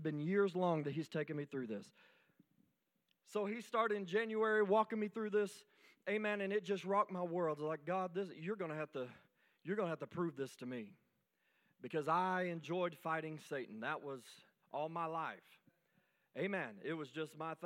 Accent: United States; I am a veteran. I am an American citizen

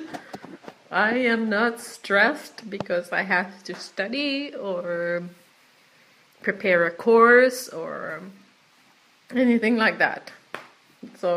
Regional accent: Quebec, Canada; Watashi wa Quebec jin desu

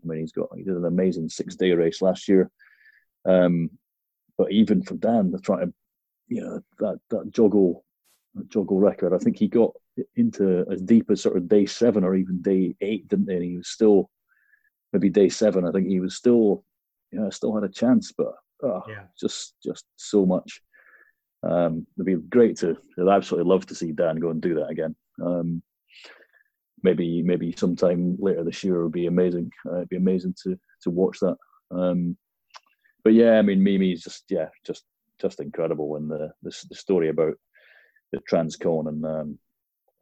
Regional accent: Dundee, Scotland, United Kingdom; I grew up in Dundee

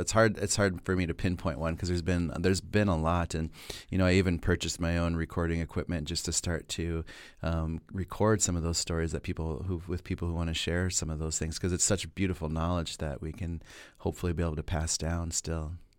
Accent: Pine Ridge, South Dakota, United States; moved away as an adult; also born or lived in Minneapolis; growing up on Pine Ridge and being, you know, a member of the Oglala Lakota

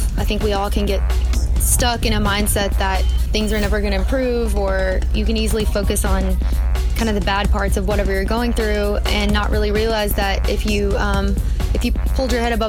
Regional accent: Texas, United States; Redneck. So yeah, I'm from Texas.

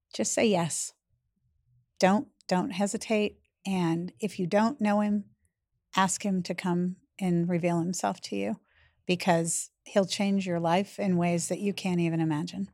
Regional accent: Massachusetts, United States; also born or lived in eastern North Carolina; now in North Carolina, United States; I live in eastern North Carolina. I'm originally from Massachusetts

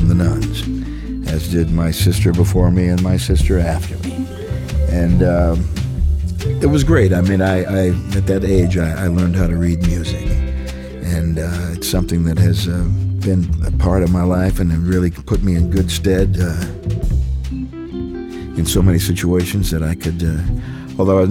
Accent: St. Louis, Missouri, United States; growing up in St. Louis

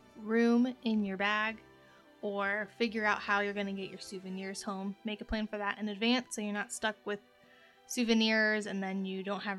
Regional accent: Ohio, United States; we're from Ohio.

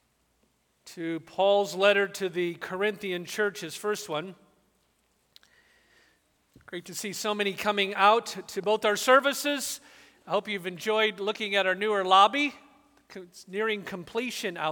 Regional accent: Southern California, United States; I grew up in Southern California.

